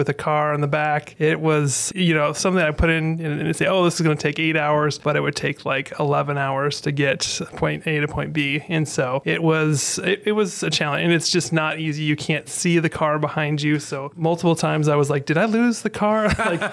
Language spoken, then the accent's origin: English; Pacific Northwest, United States; also born or lived in Florida / Fresno, California; now in Augusta, United States; I actually grew up in the Pacific Northwest, but I was born in Florida